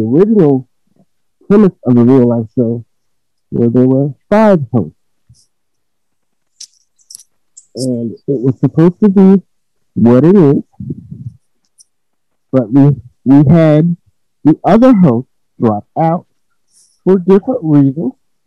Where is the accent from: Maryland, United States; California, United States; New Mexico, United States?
Maryland, United States; also born or lived in Washington, D.C.; I'm from Maryland